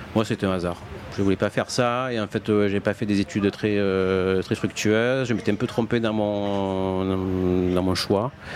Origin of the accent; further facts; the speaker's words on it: Martigues, Provence-Alpes-Côte d'Azur, France; je suis pas de Marseille, hein, je suis de Martigues, donc petite ville de province